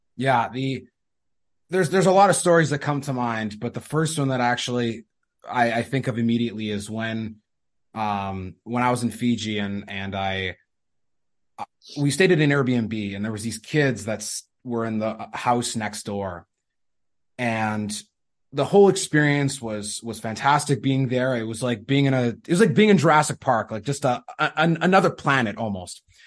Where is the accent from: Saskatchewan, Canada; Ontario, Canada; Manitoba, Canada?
Manitoba, Canada; I'm from Canada